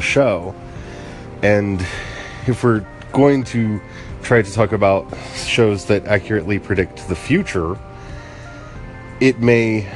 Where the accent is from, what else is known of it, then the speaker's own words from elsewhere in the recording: United States; as an American because I've grown up an American and I don't have a context outside of this.